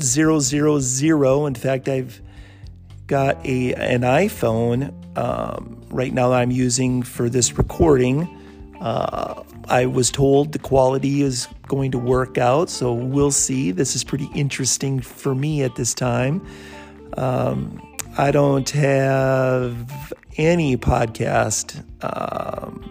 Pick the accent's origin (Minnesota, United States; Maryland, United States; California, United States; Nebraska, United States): Minnesota, United States; Bloomington; moved away as an adult; also born or lived in San Diego; I'm from the Twin Cities area, grew up in Bloomington, went to high school at John F. Kennedy